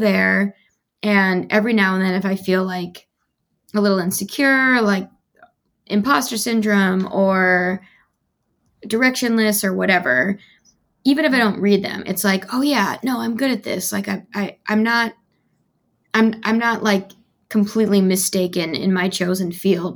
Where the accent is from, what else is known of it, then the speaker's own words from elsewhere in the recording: Midwest, United States; moved away; I'm from the Midwest